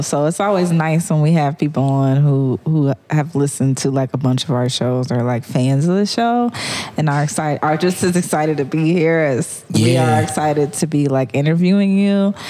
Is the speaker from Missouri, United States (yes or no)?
no; Cleveland, Ohio, United States; growing up in the Cleveland area